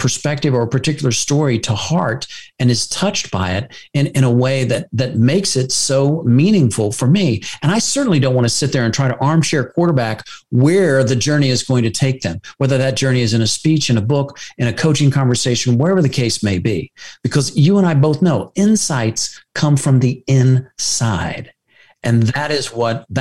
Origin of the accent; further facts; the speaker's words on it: United States; as an American